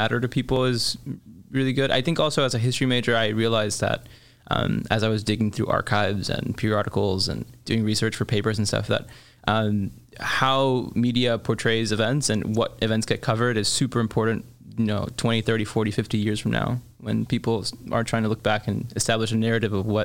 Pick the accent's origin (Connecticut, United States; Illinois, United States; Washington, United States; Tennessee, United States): Illinois, United States; Chicago; also born or lived in Mexico; growing up in Chicago